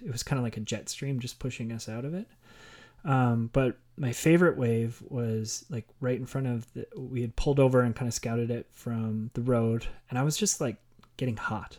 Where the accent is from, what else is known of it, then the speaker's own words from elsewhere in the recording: Okotoks, Alberta, Canada; my hometown in Okotoks